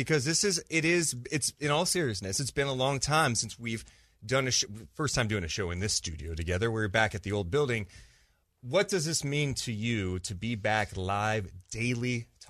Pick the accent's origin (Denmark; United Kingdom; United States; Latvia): United States; Sacramento, California; being born and raised in Sacramento, when I was a little kid listening to the station, being obsessed with the Kings, being obsessed with sports conversation, I get to work in my hometown